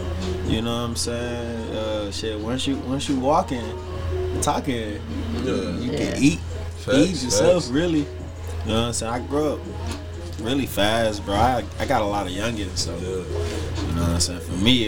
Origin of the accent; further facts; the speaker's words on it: Houston, Texas, United States; I'm coming from Third Ward, Southside, Texas.